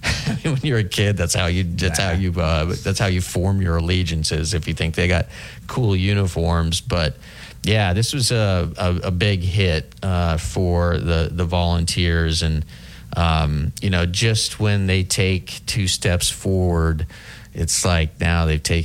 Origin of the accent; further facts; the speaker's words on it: Midwest, United States; when I was living, growing up in the Midwest